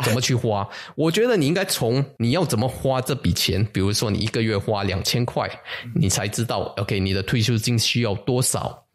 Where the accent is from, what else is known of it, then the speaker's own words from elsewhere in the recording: Singapore; 我们新加坡人